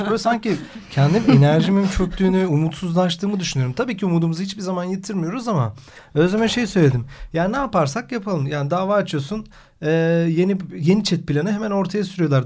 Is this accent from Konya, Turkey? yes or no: no; Karadeniz Ereğli, Zonguldak, Turkey; Ben Çatalaz Zonguldaklıyım. Karadeniz Ereğli'yim.